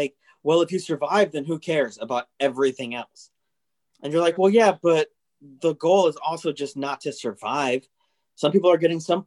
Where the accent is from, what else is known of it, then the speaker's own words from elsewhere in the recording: Arizona, United States; I'm from Arizona